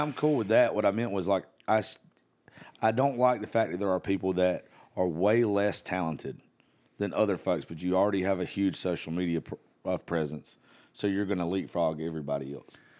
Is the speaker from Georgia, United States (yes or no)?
yes; South Georgia, United States; I grew up in South Georgia.